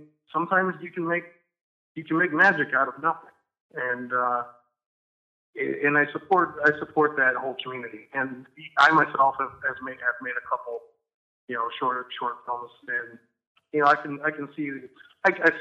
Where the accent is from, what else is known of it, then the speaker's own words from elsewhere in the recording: New Buffalo, Michigan, United States; I grew up in New Buffalo, Michigan